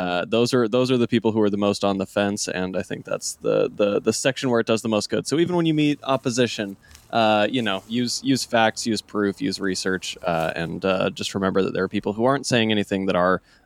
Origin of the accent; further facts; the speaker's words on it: Utah, United States; back in my home state of Utah.